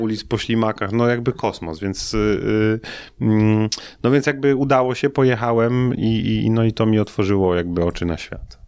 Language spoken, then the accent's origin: Polish; Szczecin, West Pomeranian Voivodeship, Poland; moved away as an adult; also born or lived in Toruń; studiowałem w Toruniu, a pochodzę ze Szczecina